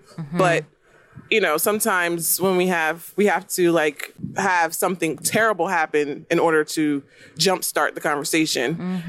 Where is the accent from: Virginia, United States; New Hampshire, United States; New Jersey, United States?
New Jersey, United States; also born or lived in Texas; now in Florida, United States; We're from New Jersey, but we moved to Texas.